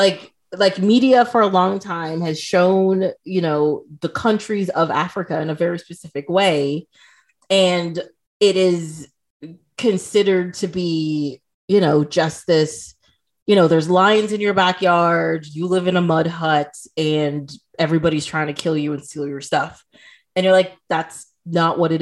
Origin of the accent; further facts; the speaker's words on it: Trinidad & Tobago; moved away; also born or lived in Toronto, Canada